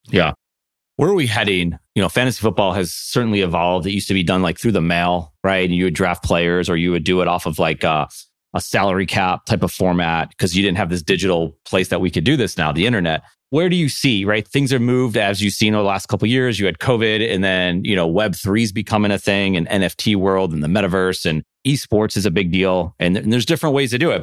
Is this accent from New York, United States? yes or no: yes; Buffalo, New York, United States; born and raised in Buffalo